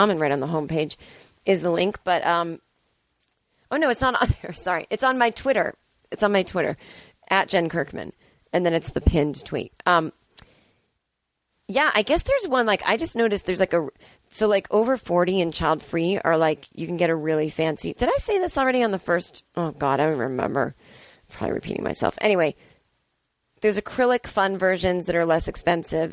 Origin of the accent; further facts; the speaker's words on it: Boston, Massachusetts, United States; moved away; it's my hometown